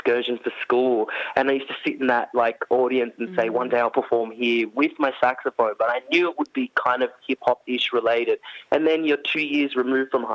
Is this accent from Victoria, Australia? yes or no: no; Orange, New South Wales, Australia; growing up in Orange, like regional Australia